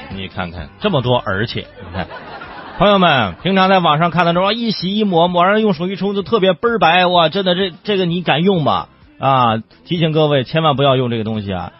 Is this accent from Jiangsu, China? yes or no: no; Zhangjiakou, Hebei, China; 河北张家口，这河北我老家